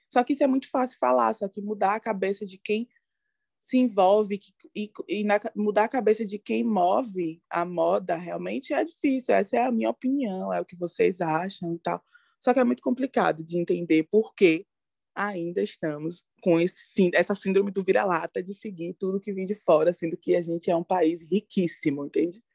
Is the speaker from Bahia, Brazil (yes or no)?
yes; Salvador, Bahia, Brazil; eu sou de Salvador, na Bahia